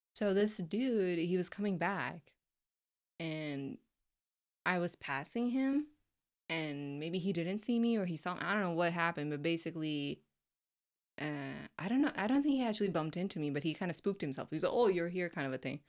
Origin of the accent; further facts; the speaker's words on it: Florida, United States; I'm just coming from Florida